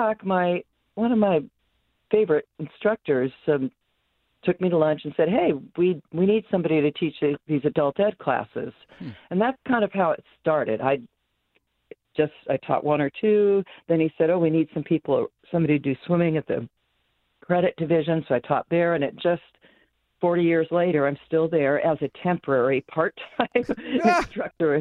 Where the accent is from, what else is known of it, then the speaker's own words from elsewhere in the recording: Santa Barbara, California, United States; I'm born and raised in Santa Barbara, fortunate to have that be the place I grew up